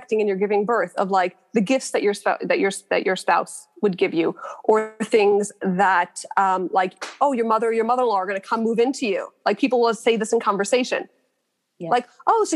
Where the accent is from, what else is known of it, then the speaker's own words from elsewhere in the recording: New York City, New York, United States; I grew up in Borough Park. I went to all like the Brooklyn institutions.